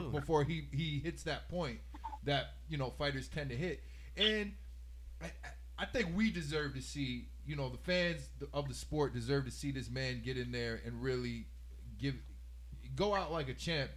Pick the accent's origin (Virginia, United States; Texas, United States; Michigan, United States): Texas, United States; Houston; now in upstate New York, United States; my hometown, Houston, Texas